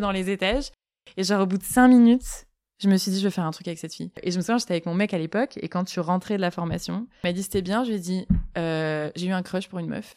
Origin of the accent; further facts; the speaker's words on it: Marseille, Provence-Alpes-Côte d'Azur, France; J'ai grandi à Marseille